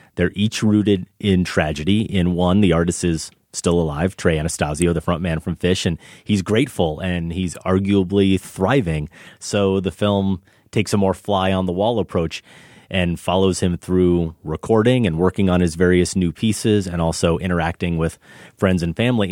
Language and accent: English; United States; I'm American